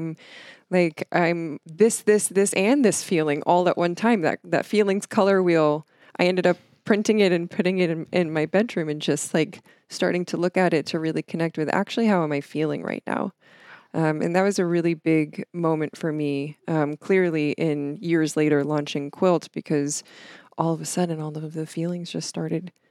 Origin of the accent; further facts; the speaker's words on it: Stroudsburg, Pennsylvania, United States; Stroudsburg, Pennsylvania.